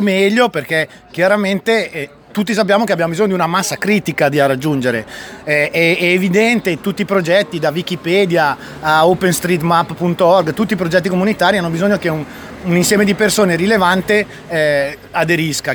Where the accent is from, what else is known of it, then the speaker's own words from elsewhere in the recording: Riva del Garda, Trentino-Alto Adige, Italy; vengo da Riva del Garda, una zona turistica